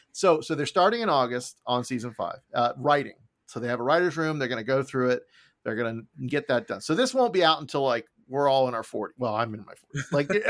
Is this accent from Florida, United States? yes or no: yes; Florida, United States; middle of nowhere, Florida.